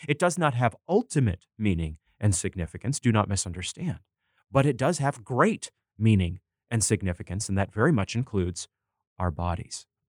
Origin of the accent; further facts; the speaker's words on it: Bangor, Maine, United States; reading reviews of movies in my local newspaper growing up in Maine, the Bangor Daily News